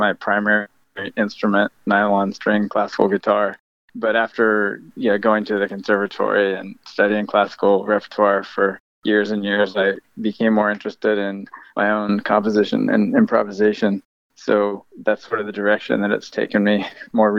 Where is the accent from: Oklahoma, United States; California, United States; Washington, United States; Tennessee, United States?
California, United States; Camptonville; my hometown of Camptonville, California